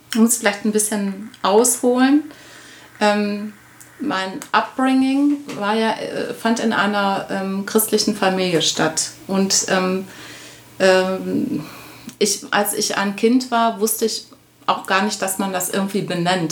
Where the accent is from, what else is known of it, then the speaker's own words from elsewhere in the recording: Essen, North Rhine-Westphalia, Germany; moved away; ich bin tatsächlich in Essen geboren ja. und ähm, habe da ähm, nicht meine Kindheit verbracht, aber meine Jugend und ähm, habe da auch Abitur gemacht